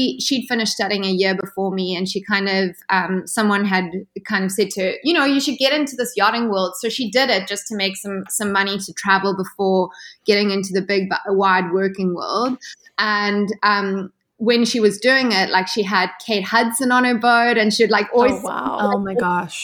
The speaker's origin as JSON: {"language": "English", "town": "Ballito", "region": "KwaZulu-Natal", "country": "South Africa", "tie": "born or raised there", "also_born_or_lived": "Cape Town, South Africa", "moved": "yes", "said": "I grew up in South Africa, so you know, very far away from the place where the whole yachting scene takes place."}